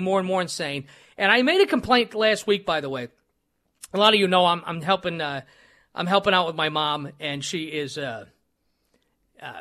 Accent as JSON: {"language": "English", "town": "New York City", "region": "New York", "country": "United States", "tie": "born or raised there", "moved": "as an adult", "lives_now": "Wisconsin, United States", "said": "growing up in New York City and Brooklyn"}